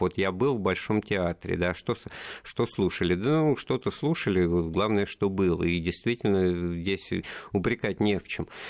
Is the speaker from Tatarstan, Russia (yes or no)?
no; Moscow, Russia; как коренной москвич